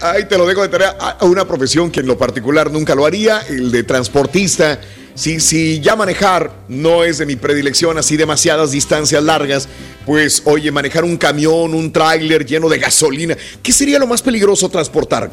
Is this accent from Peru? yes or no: no; Mexico; now in United States; Viajo a mi país y después de viajar a México